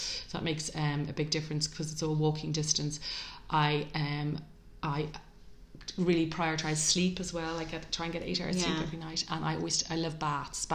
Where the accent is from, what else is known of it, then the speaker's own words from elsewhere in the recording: Dublin, Leinster, Ireland; as a teenager growing up in Ireland in the 80s